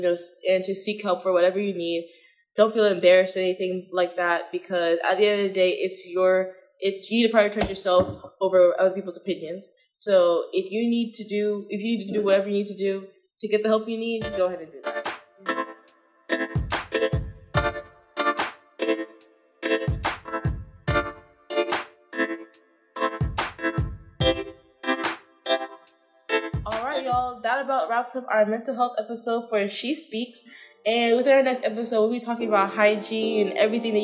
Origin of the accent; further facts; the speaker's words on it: Florida, United States; moved away; I'm from Florida